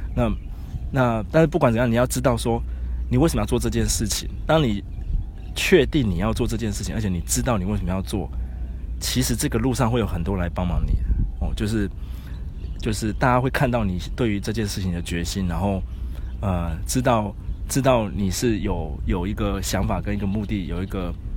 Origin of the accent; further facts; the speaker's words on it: Taipei, Taiwan; 我是台北人